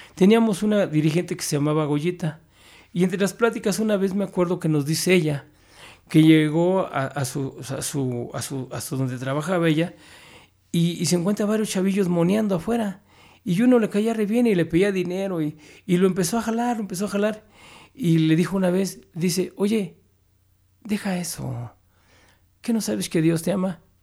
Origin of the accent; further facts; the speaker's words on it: Mexico City, Mexico; soy triste capitalino este, disfrazado de chilango